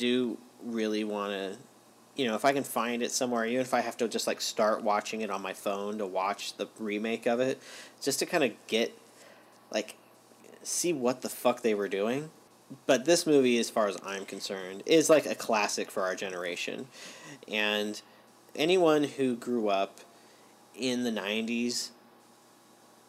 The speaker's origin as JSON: {"language": "English", "region": "California", "country": "United States", "tie": "born or raised there", "said": "growing up in California"}